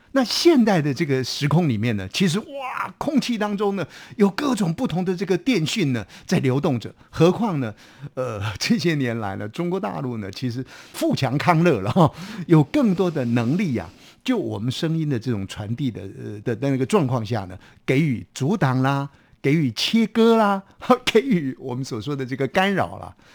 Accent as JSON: {"language": "Chinese", "country": "Taiwan", "said": "我们台湾话讲的说幼 key"}